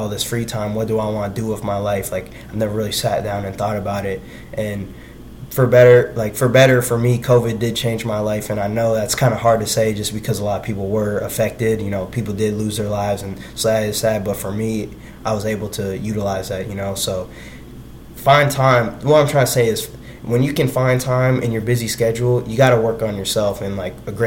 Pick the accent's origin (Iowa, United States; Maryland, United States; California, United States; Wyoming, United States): Iowa, United States; Iowa City; I'm from Iowa originally. So I'm from Iowa City, Iowa